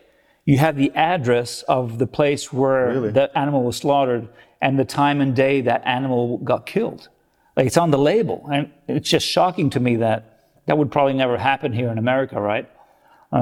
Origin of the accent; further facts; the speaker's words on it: Rome, Lazio, Italy; also born or lived in Australia / California; now in United States; I'm from Rome